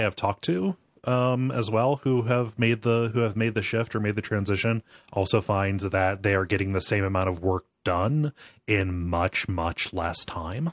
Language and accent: English; Mansfield, Ohio, United States; here in, uh, Mansfield, North Central Ohio